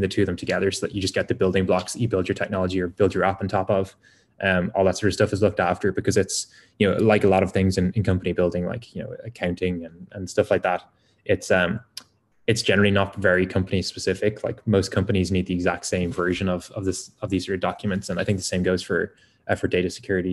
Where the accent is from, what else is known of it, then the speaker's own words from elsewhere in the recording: Ireland; as an Irish person